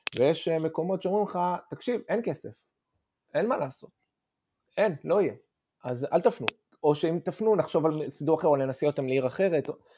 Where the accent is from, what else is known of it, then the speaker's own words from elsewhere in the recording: Tel Aviv, Tel Aviv District, Israel; moved away as an adult; also born or lived in Ramat Gan; now in London, United Kingdom; בעיקרון מכיתה ז' אנחנו בתל אביב